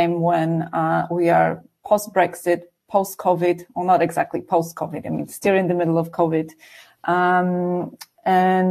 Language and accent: English; Warsaw, Masovian Voivodeship, Poland; I grew up in Warsaw, so in the city, which definitely had access to culture